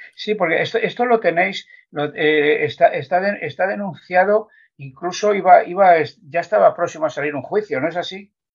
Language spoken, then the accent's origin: Spanish; Madrid, Community of Madrid, Spain; los que somos de Vicálvaro nos, sentimos muy, muy orgullosos